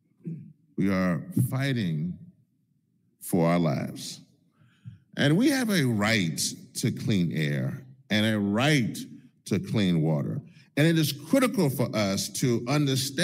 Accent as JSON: {"language": "English", "region": "Louisiana", "country": "United States", "said": "my home state of Louisiana"}